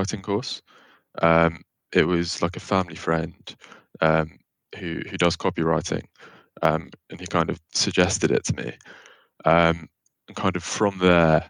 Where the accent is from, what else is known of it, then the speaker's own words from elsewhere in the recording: London, United Kingdom; I'm from Barnet in North London.